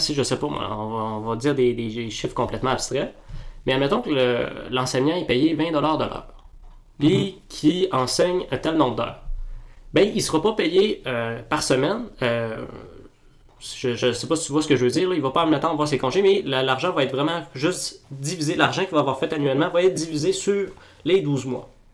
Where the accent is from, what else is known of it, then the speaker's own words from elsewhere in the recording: Quebec, Canada; On est gêné d'être québécois